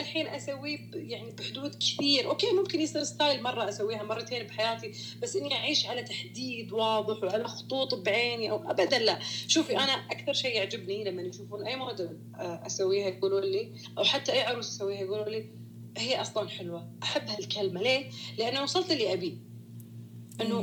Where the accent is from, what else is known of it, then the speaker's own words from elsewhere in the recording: Saudi Arabia; انا بنت سعوديه